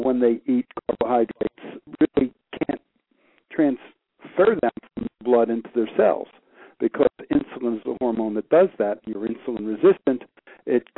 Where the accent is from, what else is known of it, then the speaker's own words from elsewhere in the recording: Peekskill, New York, United States; moved away as an adult; now in Hilton Head Island, United States; I was born and raised in New York, practiced in New York for about 15 years